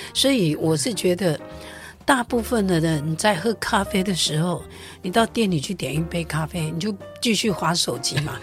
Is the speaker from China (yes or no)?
no; Taiwan; 我觉得这是一个很美好的台湾的文化，在我们那个年代。